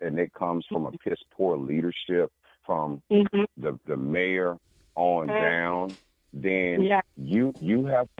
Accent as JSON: {"language": "English", "town": "Rock Hill", "region": "South Carolina", "country": "United States", "moved": "yes", "said": "I'm from Rock Hill, even though I don't reside there anymore"}